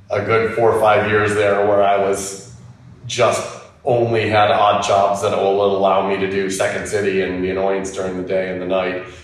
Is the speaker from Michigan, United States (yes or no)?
yes; Detroit, Michigan, United States; moved away